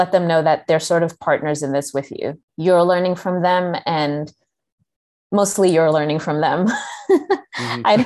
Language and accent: English; Kenya; moved away; I had like one sixth grade teacher growing up in Kenya